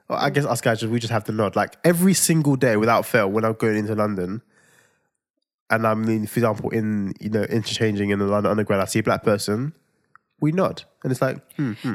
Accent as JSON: {"language": "English", "country": "Nigeria", "said": "I'm Nigerian"}